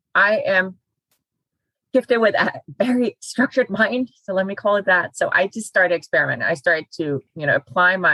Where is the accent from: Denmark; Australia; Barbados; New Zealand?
Denmark; moved away as an adult; now in United States; I'm born and raised in Denmark